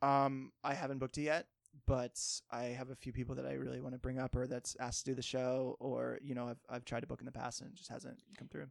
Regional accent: Cape Cod, Massachusetts, United States; also born or lived in Martha's Vineyard; I grew up in Cape Cod

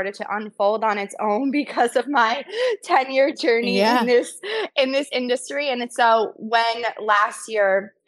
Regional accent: New Jersey, United States; also born or lived in New York City; born and raised in Jersey

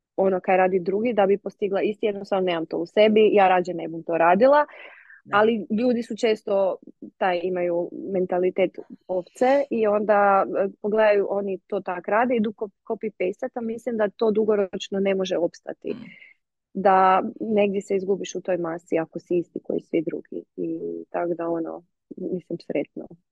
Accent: Međimurje County, Croatia; ja sam iz Međimurja

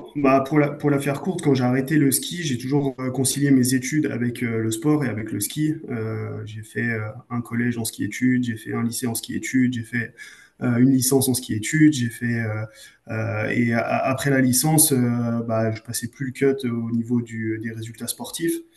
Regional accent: Arêches-Beaufort, Auvergne-Rhône-Alpes, France; je viens, je viens d'Arèche-Beaufort euh, en Savoie, donc bah, on est un peu avec des skis au pied

